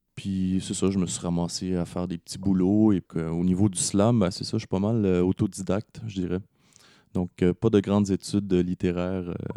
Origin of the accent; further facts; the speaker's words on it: Laval, Quebec, Canada; j'ai grandi à Laval